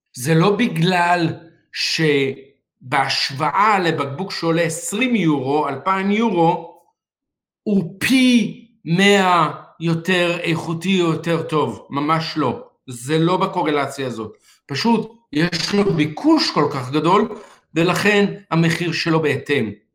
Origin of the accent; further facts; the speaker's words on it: Israel; אצלנו בישראל